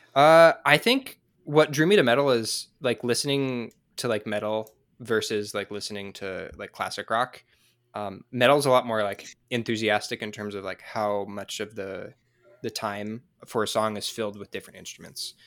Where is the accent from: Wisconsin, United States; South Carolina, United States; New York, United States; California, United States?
California, United States; San Diego; now in Utah, United States; I'm from San Diego, but I live in Utah right now